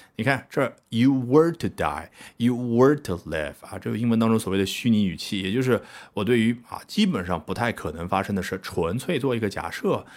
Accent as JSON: {"language": "Chinese", "country": "China", "said": "我们中国人"}